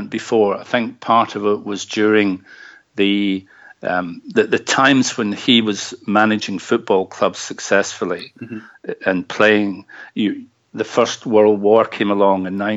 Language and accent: English; Dumbarton, Scotland, United Kingdom; Dumbarton in Scotland, which just so happened to be my hometown